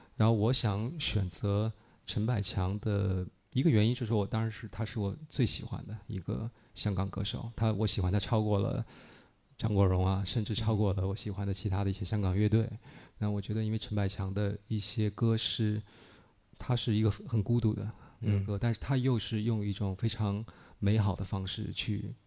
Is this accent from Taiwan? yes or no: no; Beijing, China; moved away as an adult; now in Shanghai, China; 我小时候是在北京，我到嗯。十八岁以后去的上海